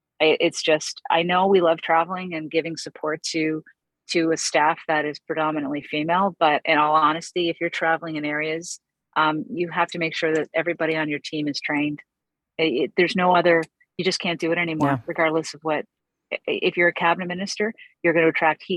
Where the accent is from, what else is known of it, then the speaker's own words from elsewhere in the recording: East Coast, Atlantic Canada, Canada; I'm from East Coast. I'm sitting here in beautiful Cape Breton